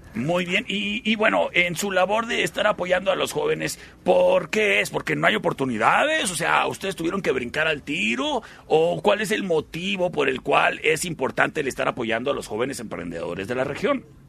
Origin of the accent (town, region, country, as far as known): Cuauhtémoc, Chihuahua, Mexico